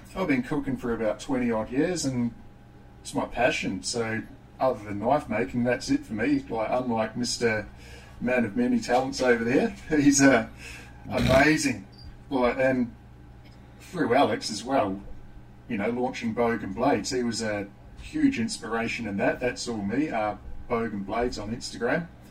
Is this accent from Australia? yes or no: no; New Zealand; growing up in New Zealand, uh, child of the 80s